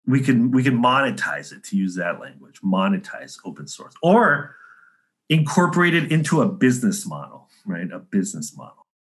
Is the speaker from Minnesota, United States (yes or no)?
no; San Diego, California, United States; also born or lived in Chicago / New York City; now in Florida, United States; I'm from San Diego originally.